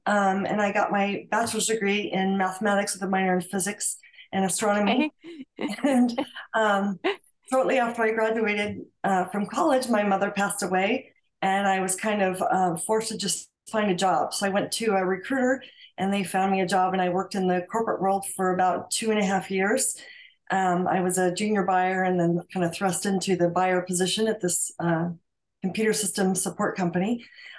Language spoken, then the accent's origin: English; El Segundo, California, United States; moved away as an adult; now in Franklin, Tennessee, United States; my hometown of El Segundo, where I was born and raised and lived there for 50 years